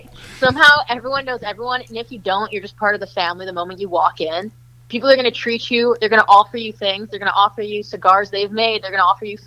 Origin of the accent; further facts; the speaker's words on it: Chicago, Illinois, United States; I'm from Chicago, but I'm moving to Boston in 2 weeks